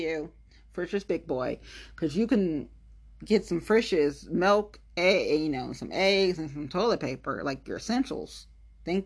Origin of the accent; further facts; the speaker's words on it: Ohio, United States; I'm from Ohio